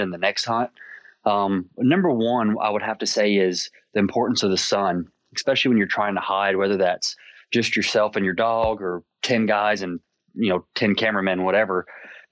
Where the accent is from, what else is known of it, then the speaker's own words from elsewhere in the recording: South Louisiana, United States; growing up in South Louisiana